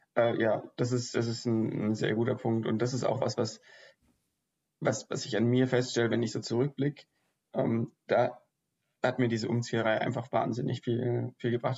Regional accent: Ulm, Baden-Württemberg, Germany; moved away as an adult; also born or lived in Aachen / Sweden; ich komme ja auch aus Ulm

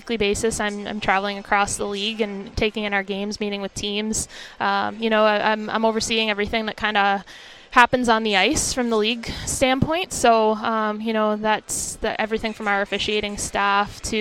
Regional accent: Boston, Massachusetts, United States; I grew up in the Boston area

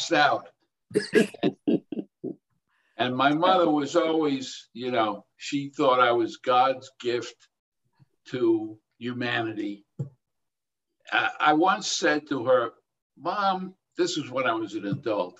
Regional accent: New York City, New York, United States; I was born and raised in Brooklyn, New York, to a working class Jewish family

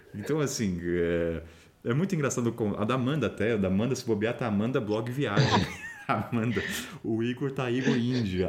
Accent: Brazil; eu sou brasileiro

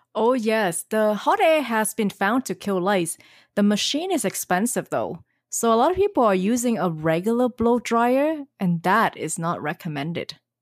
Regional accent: Australia; accent: Aussie; My Aussie accent

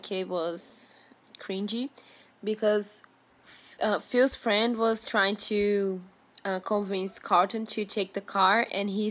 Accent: Brazil; English is a second language; we are two Brazilian advanced English students

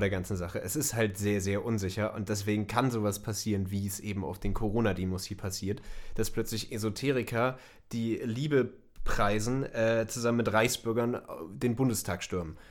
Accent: Germany; wir als, als Deutsche

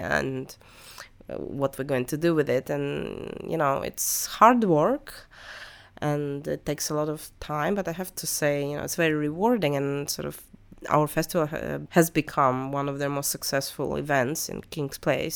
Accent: Russia; moved away; when I was growing up in Russian school

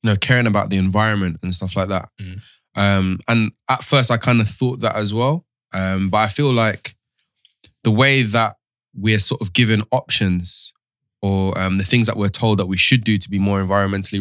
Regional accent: United Kingdom; we're so British

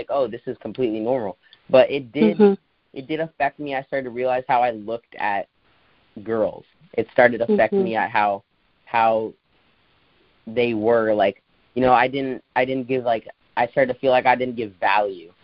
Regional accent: Brazil; moved away; we're from Brazil

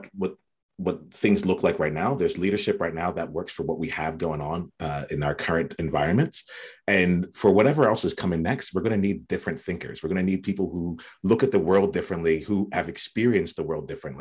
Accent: New Jersey, United States; I grew up in South Jersey on the East Coast in the US

